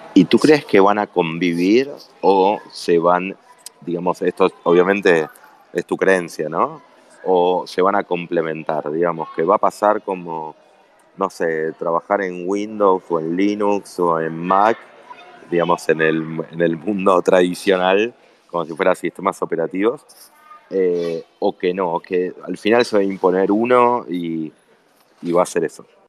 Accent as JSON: {"language": "Spanish", "country": "Argentina"}